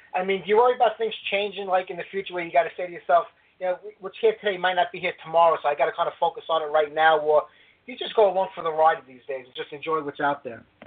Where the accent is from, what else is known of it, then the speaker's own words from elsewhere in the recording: New York, United States; New York when you get to my hometown